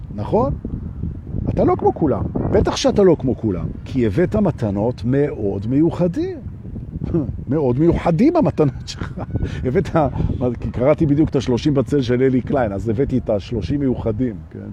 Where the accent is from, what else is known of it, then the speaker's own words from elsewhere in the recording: Jerusalem, Jerusalem District, Israel; אני גדלתי בירושלים של שנות ה-שבעים